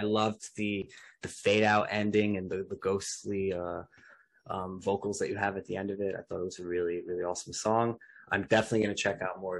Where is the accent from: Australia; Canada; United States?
Australia; Melbourne, Victoria; Australia, my home state of Victoria, and my beloved city of Melbourne.